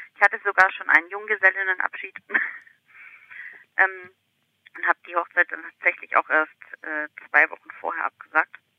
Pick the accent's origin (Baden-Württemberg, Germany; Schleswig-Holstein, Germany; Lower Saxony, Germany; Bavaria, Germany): Baden-Württemberg, Germany; Ulm; moved away; also born or lived in Hamburg; ich stamme ursprünglich aus Ulm